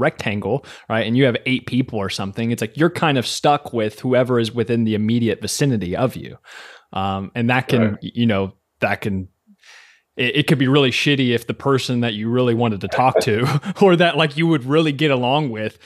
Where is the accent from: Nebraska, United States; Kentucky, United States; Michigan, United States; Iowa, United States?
Kentucky, United States; I'm from Kentucky.